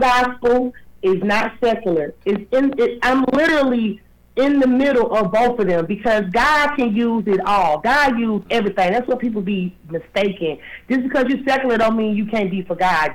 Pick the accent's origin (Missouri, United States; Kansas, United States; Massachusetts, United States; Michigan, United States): Michigan, United States; Detroit; moved away as an adult; now in Georgia, United States; I'm from Detroit